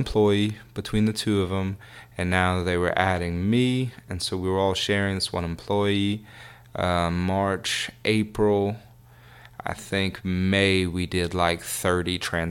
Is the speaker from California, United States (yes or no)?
no; Church Point, Louisiana, United States; I'm from Churchport, Louisiana